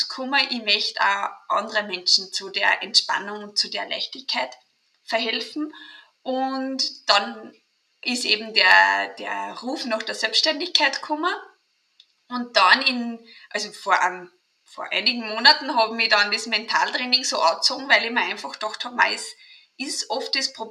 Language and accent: German; Austria; accent: Austrian; bin aus Österreich, drum auch mein Dialekt.